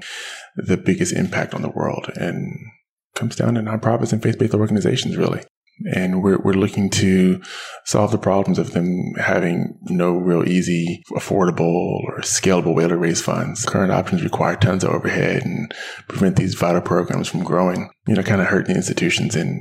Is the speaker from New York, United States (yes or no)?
no; Richmond, California, United States; I am a Bay Area native, but a true native. My family's been here for, goodness, about 100 years now. We've been in the Bay Area. I grew up in Richmond